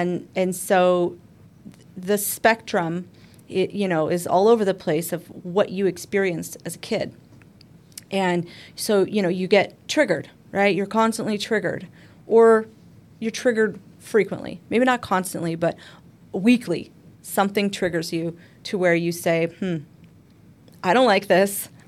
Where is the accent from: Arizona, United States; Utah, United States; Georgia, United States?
Arizona, United States; We're from Arizona